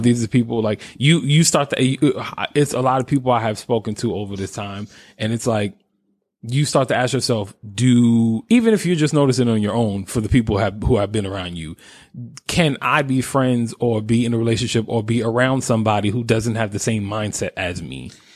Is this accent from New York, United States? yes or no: yes; New York, United States; I was raised in New York